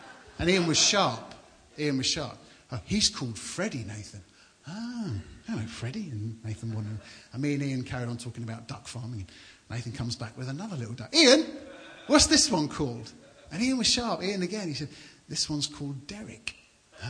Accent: London, United Kingdom; moved away as an adult; also born or lived in Banbury, Oxfordshire; now in Suffolk, United Kingdom; And I grew up in London, so I'm a townie, I'm a city guy

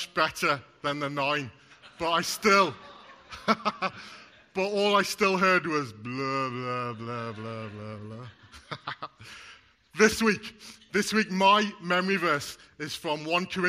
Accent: Wales, United Kingdom; I'm Welsh and my wife's Scottish

